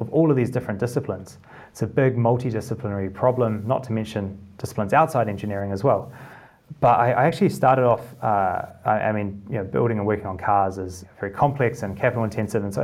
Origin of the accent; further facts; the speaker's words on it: Christchurch, Canterbury, New Zealand; moved away as an adult; also born or lived in Cambridge, United Kingdom; now in United Kingdom; in Christchurch in the South Island